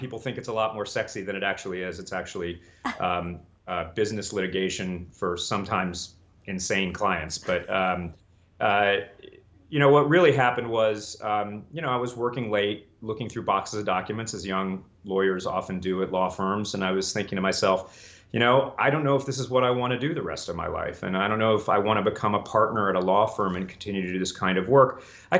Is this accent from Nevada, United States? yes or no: no; Colorado, United States; also born or lived in Delaware; I went to elementary school in Delaware. I went to high school in Colorado. I went to college and law school in Northern California.